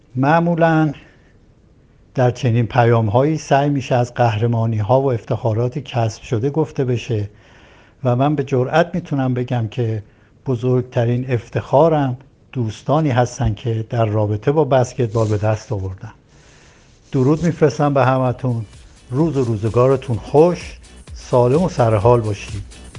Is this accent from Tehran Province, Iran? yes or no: yes; Tehran, Tehran Province, Iran; دیماه سال 1339 در تهران متولد شدم